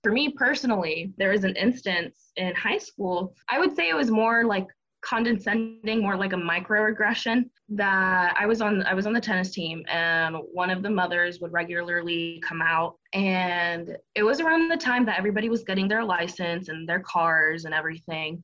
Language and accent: English; Miami, Florida, United States; now in North Carolina, United States; a friend that I grew up with in Florida that also moved to the same town as I did